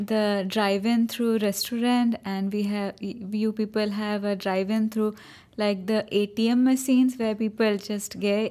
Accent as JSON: {"language": "English", "town": "Cuttack", "region": "Odisha", "country": "India", "tie": "born or raised there", "first_language": "Odia", "second_language": "English", "said": "I have been born and brought up there"}